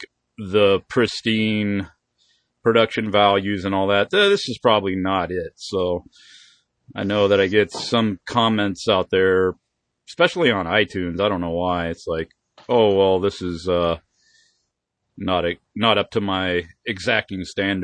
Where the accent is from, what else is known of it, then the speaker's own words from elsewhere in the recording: Oklahoma, United States; I'm from Oklahoma